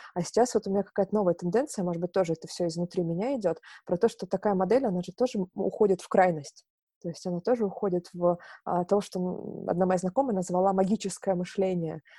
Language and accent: Russian; Novorossiysk, Krasnodar Krai, Russia; now in Moscow, Russia; я сама, э, с юга, я родилась в Новороссийске, это, э, юг, Чёрное море, Краснодарский край. Вот, и когда я переехала в Москву